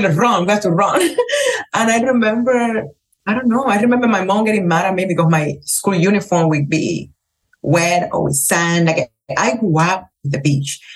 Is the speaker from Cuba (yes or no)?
yes; Cuba; English is a second language; moved away as an adult; also born or lived in Las Vegas, United States; now in Miami, United States; my experience growing up in Cuba